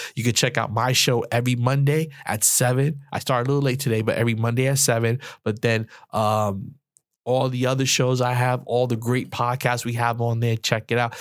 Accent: New York City, New York, United States; I'm from New York, the Bronx, the projects

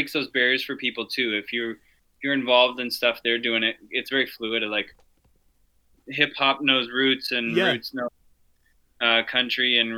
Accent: Colorado, United States; now in Winnipeg, Canada; I'm originally from Colorado

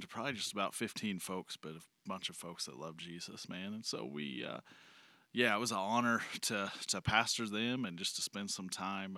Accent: Joplin, Missouri, United States; moved away; I came from Joplin. Uh, spent a lot of a lot of time in Joplin as a kid

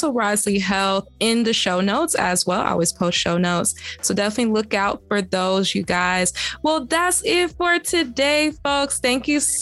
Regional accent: the South, United States; I'm from the South

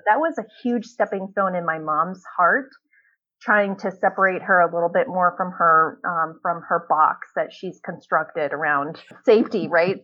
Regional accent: Ohio, United States; also born or lived in California; now in Northern Virginia, United States; I was born in California, and um, we moved from California when I was about seven uh, to live in Ohio

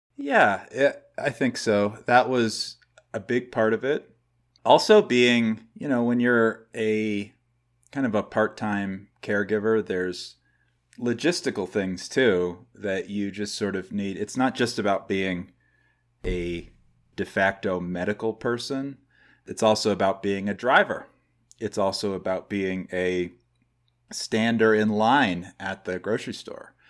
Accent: New Hampshire, United States; moved away as an adult; also born or lived in Los Angeles, California; now in Northern California, United States; I grew up in New Hampshire. I now live in California, Northern California.

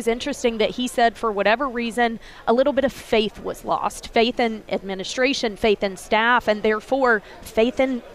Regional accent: Alabama, United States; moved away as an adult; also born or lived in Charlotte, North Carolina; now in Nashville, United States; I am originally from Alabama. I grew up in a small town about an hour and a half from Auburn

